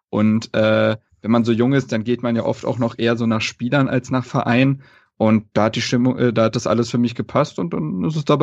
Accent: Berlin, Germany; Also ähm, wie gesagt, ich bin in Berlin groß geworden

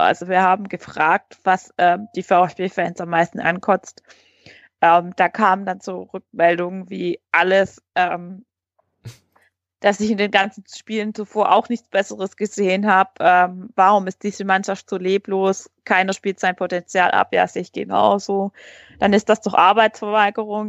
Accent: Heilbronn region, Baden-Württemberg, Germany; ich komme aus der Region Heilbronn

